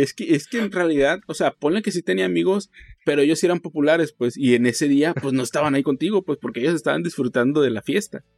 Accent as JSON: {"language": "Spanish", "country": "Mexico", "said": "como somos mexicanos"}